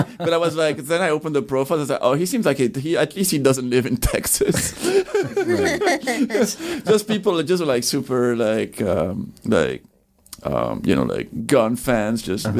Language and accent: English; Belgium; moved away; I grew up in Belgium.